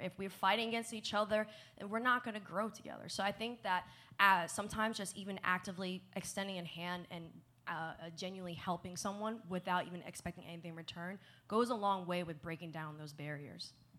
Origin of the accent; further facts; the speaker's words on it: New Jersey, United States; moved away as an adult; also born or lived in Kentucky; I grew up in New Jersey.